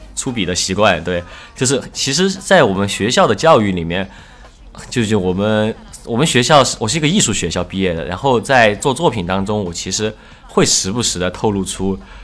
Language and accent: Chinese; Chengdu, Sichuan, China; 我是成都人